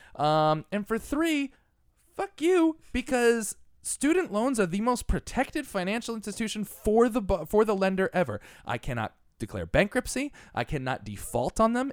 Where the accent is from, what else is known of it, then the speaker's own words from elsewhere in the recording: Connecticut, United States; moved away as an adult; we grew up in Connecticut